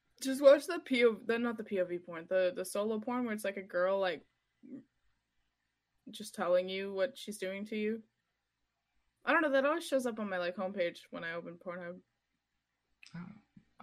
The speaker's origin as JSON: {"language": "English", "town": "Montreal", "region": "Quebec", "country": "Canada", "tie": "born or raised there", "moved": "as an adult", "lives_now": "Ottawa, Canada", "said": "I grew up in Montreal."}